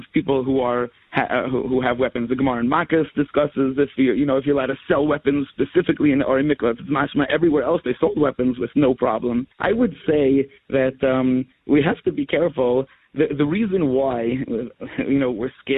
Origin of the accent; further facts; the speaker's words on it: United States; we grew up in America